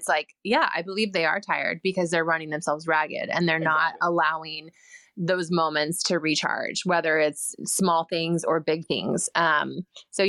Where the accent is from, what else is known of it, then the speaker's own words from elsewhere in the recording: West Coast, United States; I'm from the West Coast